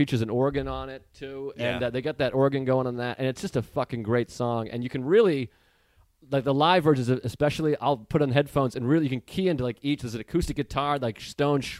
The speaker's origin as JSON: {"language": "English", "town": "Boston", "region": "Massachusetts", "country": "United States", "moved": "yes", "said": "Before I turned 20, I lived in Boston. So I'm from Massachusetts."}